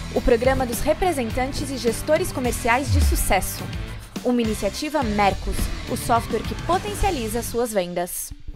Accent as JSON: {"language": "Portuguese", "town": "Belo Horizonte", "region": "Minas Gerais", "country": "Brazil", "moved": "as an adult", "lives_now": "São Paulo, Brazil", "said": "Eu sou mineiro, sou de Belo Horizonte, eu estou em São Paulo há 13 anos"}